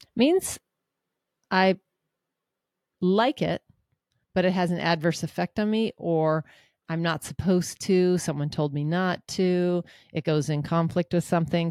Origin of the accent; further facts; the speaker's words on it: Seattle, Washington, United States; I'm from Seattle